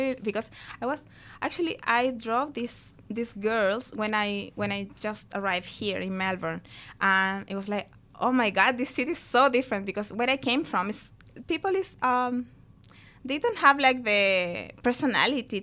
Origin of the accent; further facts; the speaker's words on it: Chile; moved away; we're from Chile.